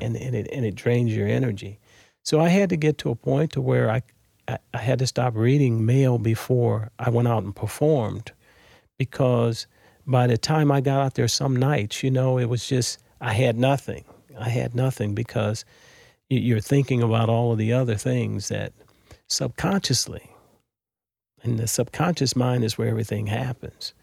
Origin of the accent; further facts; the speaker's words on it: Los Angeles, California, United States; moved away as an adult; also born or lived in Mobile, Alabama; now in St. Louis, United States; I was born in Mobile, Alabama, um, December twenty-sixth, nineteen fifty-four. Uh, I moved to L A when I was six years old, so most of my growing up was done in Southern California